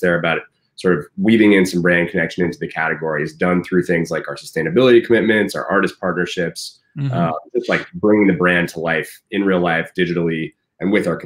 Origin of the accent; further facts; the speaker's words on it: San Francisco, California, United States; now in Portland, United States; I'm from San Francisco. My parents still live down there